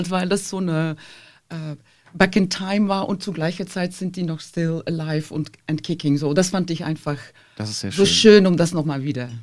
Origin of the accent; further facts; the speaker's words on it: Flanders, Belgium; now in Germany; Also mhm. die, die klassische Ballettkompanie von Flandern, die kam dann zweimal pro Jahr und da, da, da durfte ich dann hin.